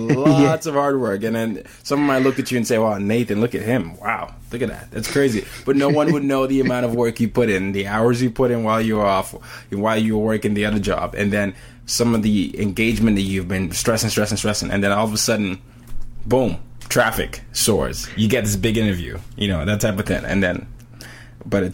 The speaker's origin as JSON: {"language": "English", "country": "Nigeria", "moved": "yes", "lives_now": "New York, United States", "said": "I'm a Nigerian living in New York"}